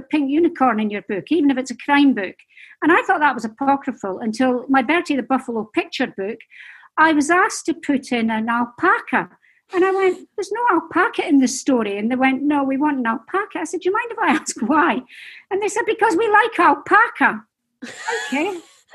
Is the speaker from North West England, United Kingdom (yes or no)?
no; Dundee, Scotland, United Kingdom; I'm Scottish and we're not famed for our patience, I have to say, up in Scotland, especially in Dundee